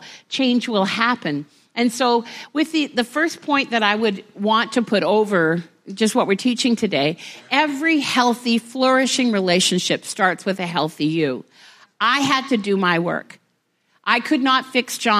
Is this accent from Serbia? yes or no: no; Vancouver, British Columbia, Canada; We're from Vancouver.